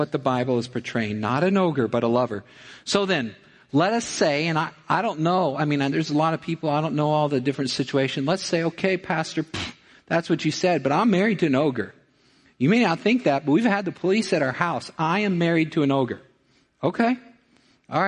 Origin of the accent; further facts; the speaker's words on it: Missouri, United States; I'm from Missouri